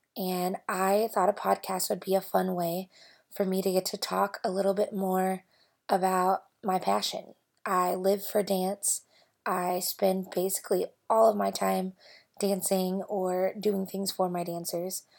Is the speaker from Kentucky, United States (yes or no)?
yes; Louisville, Kentucky, United States; moved away as an adult; now in Bentonville, United States; I grew up in Louisville, Kentucky